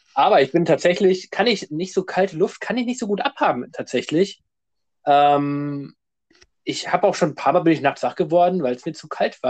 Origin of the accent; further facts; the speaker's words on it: Wolfenbüttel, Lower Saxony, Germany; bei uns in Wolfenbütteler Schwimmbad